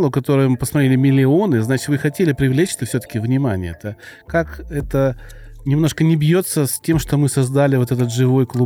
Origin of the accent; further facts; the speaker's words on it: Krasnodar Krai, Russia; accent: soft g; Ну то есть я с Кубани и всем говорю, я кубаноид. Извините, у меня мягко г.